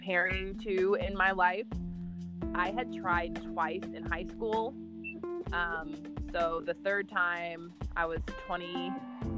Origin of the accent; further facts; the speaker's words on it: North Carolina, United States; North Carolina